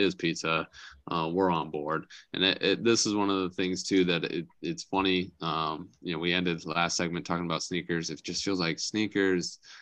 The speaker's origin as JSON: {"language": "English", "town": "Algona", "region": "Iowa", "country": "United States", "tie": "born or raised there", "moved": "yes", "said": "back in my hometown of Algona"}